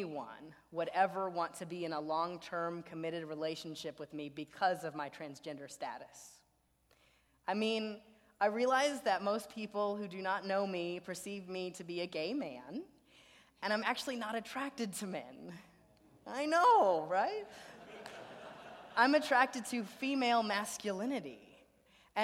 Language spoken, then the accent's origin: English; Beaumont, Texas, United States; my hometown of Beaumont, Texas